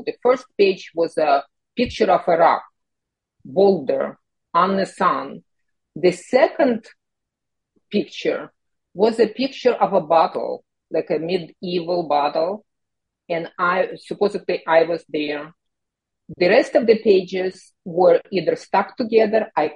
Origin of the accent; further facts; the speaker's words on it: Kyiv, Ukraine; moved away; I immigrated from the Soviet Union, from Ukraine, from Kyiv, and growing up in that socialist environment